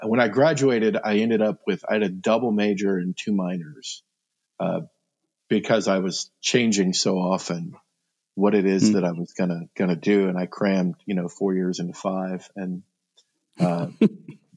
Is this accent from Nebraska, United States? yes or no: yes; Fremont, Nebraska, United States; moved away as an adult; also born or lived in Lexington, Kentucky; in July of 2010, we moved back to Fremont